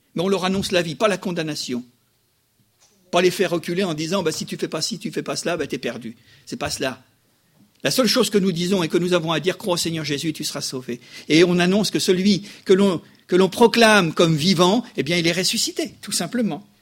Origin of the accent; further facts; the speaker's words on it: France; chez nous, en France